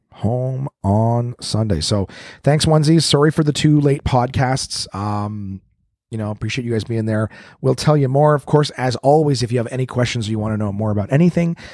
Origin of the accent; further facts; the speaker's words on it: Canada; Canadian, Canadian, not American